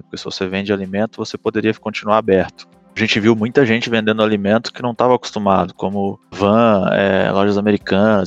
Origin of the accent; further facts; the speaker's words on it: Itajaí, Santa Catarina, Brazil; como bom sulista de Itajaí, Balneário Camboriú e região